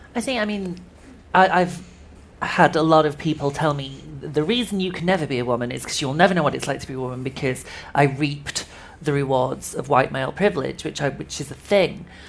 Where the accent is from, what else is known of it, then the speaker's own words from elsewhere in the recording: Yorkshire and the Humber, United Kingdom; I grew up in West Yorkshire in a very small mill town.